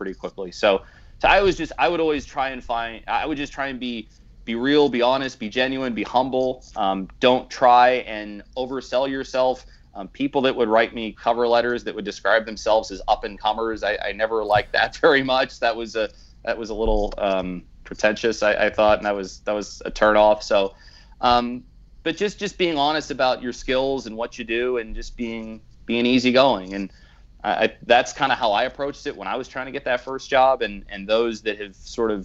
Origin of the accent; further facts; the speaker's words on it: Philadelphia, Pennsylvania, United States; also born or lived in Baltimore; now in Pennsylvania, United States; I grew up in Philadelphia, so I listened to Harry Callis, who was just iconic in the city